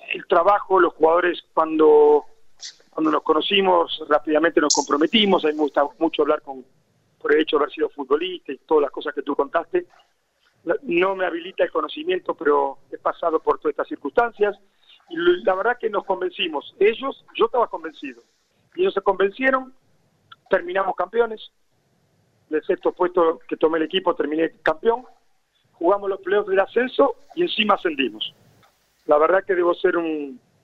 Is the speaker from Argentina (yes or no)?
yes; Argentina; now in Lorca, Spain